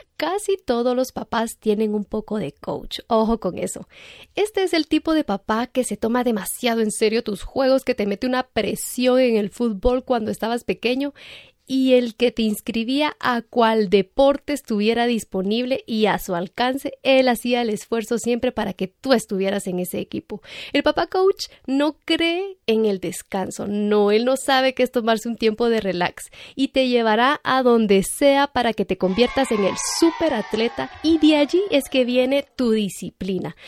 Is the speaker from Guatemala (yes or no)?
yes; Guatemala; aquí en Guatemala seguimos